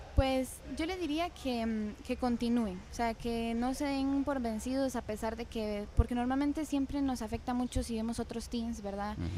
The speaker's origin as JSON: {"language": "Spanish", "town": "Ciudad Quesada", "region": "Alajuela", "country": "Costa Rica", "tie": "born or raised there", "said": "Yo nací aquí en San Carlos, en el Hospital de Ciudad Quesada"}